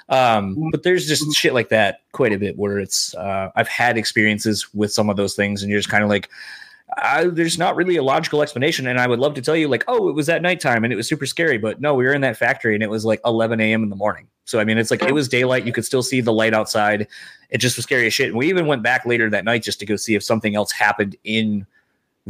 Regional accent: Parchment, Michigan, United States; moved away; my old city that I grew up in Parchment.

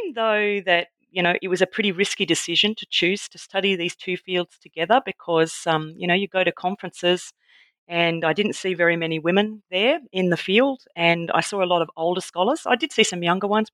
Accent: Tasmania, Australia; also born or lived in Victoria; now in Adelaide, Australia; I was born in Victoria but raised in Tasmania

